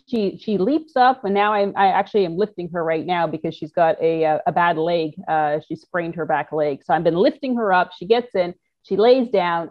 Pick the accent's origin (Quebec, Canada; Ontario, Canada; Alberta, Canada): Ontario, Canada; Toronto; moved away; I'm a Canadian from Toronto